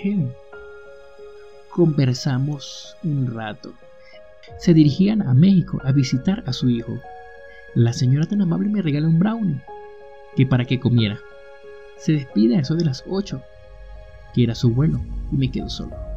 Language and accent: Spanish; Barquisimeto, Lara, Venezuela; moved away as an adult; mi ciudad natal Barquisimeto